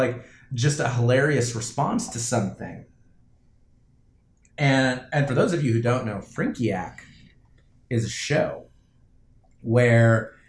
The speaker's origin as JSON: {"language": "English", "region": "Florida", "country": "United States", "tie": "born or raised there", "also_born_or_lived": "New Jersey", "moved": "as an adult", "said": "I moved from Florida, from the house that I lived in since I was 5 years old."}